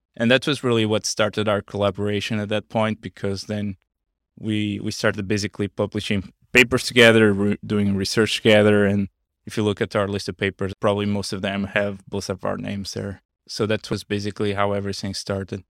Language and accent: English; small town near Porto, Norte, Portugal; moved away as an adult; also born or lived in Los Angeles, United States; now in United States; I'm basically from a small town on the north part of Portugal, uh, close to, uh, Porto.